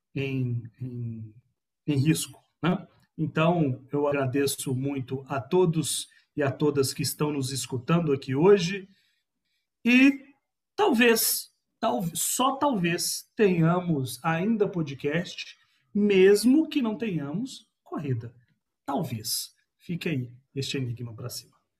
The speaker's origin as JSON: {"language": "Portuguese", "region": "Bahia", "country": "Brazil", "tie": "born or raised there", "also_born_or_lived": "Belo Horizonte", "said": "eu nasci na Bahia, mas registrado em Belo Horizonte, mas tem sangue baiano"}